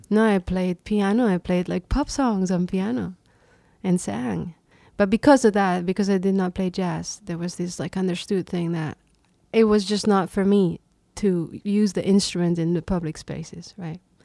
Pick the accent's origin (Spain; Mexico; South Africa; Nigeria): Spain; Reus, Catalonia; now in New York, United States; I grew up in Reus, which is a small city a couple hours south of Barcelona